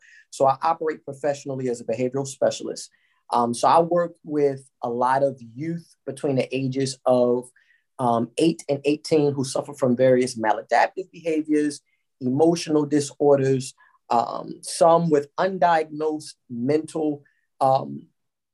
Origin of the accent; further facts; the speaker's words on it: Baltimore, Maryland, United States; moved away as an adult; also born or lived in Philadelphia, Pennsylvania / Los Angeles, California; I'm born and raised in Baltimore, Maryland. Baltimore's my stomping grounds